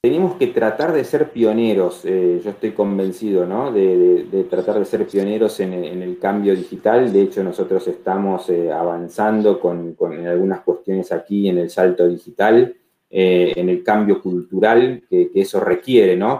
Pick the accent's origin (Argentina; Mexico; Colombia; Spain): Argentina; Rafaela, Santa Fe; moved away as an adult; also born or lived in Buenos Aires; now in Rafaela, Argentina; arranqué aquí, nací, obviamente me crié aquí en Rafaela